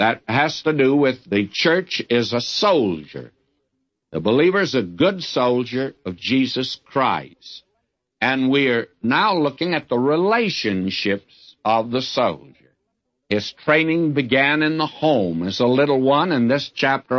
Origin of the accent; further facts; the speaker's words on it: the South, United States; I'm a Southerner